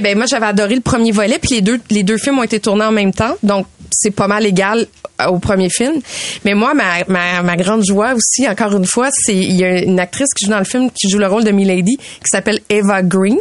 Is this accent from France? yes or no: no; Canada; je viens du Canada